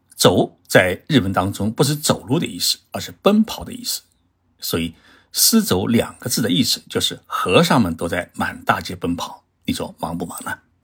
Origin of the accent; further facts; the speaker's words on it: China; now in Japan; 包括我们中国人的孩子，